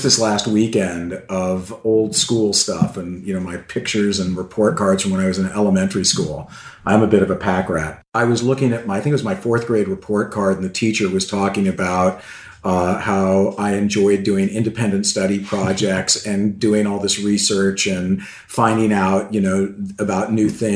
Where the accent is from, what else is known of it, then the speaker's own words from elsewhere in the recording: San Diego, California, United States; I grew up in San Diego, California